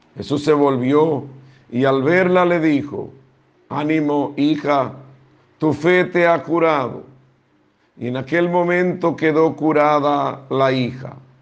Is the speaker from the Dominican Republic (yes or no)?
yes; Dominican Republic; todos somos dominicanos